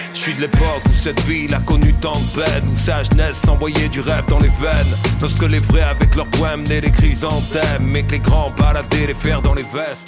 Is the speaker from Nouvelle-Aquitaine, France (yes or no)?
no; Marseille, Provence-Alpes-Côte d'Azur, France; quand on est Marseillais, on a grandi dans cette culture